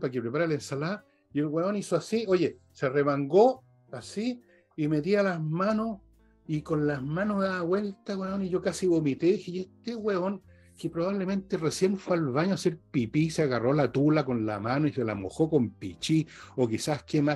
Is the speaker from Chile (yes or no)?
yes; Chile; soy un chileno más